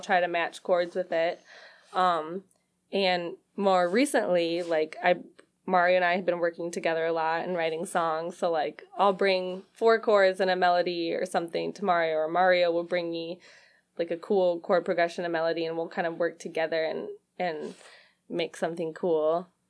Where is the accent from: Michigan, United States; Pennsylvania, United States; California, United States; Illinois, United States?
Michigan, United States; Lake Orion; moved away as an adult; also born or lived in Rochester, Michigan / Nashville, Tennessee / Portland; now in Detroit, United States; I grew up in Lake Orion, like, between Lake Orion and Rochester